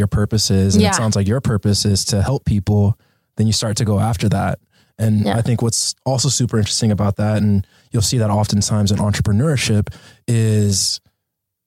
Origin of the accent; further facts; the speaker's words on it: Los Angeles, California, United States; born and raised here